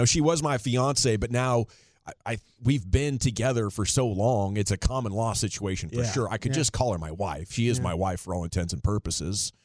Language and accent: English; Portland, United States; moved away; I'm from Portland